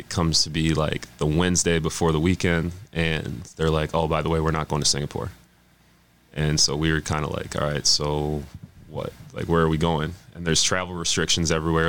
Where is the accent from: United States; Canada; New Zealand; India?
United States; Burnsville, Minnesota; also born or lived in Apple Valley, Minnesota; I'm from Burnsville, lived in Burnsville, but I was in the Apple Valley School District